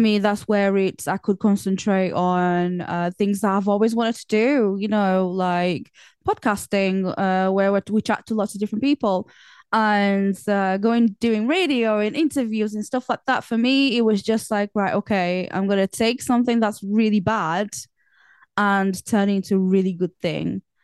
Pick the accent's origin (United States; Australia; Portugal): Portugal; now in England; I was born in Portugal